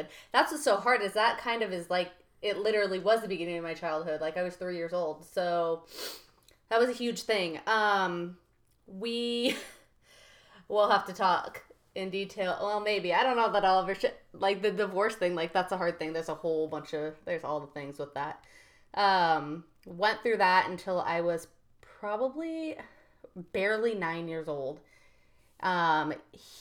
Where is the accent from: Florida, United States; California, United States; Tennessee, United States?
California, United States; I grew up in California.